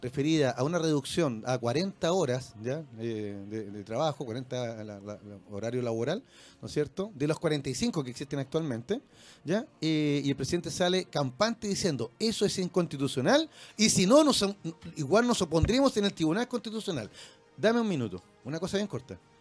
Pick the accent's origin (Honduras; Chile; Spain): Chile; como chilenos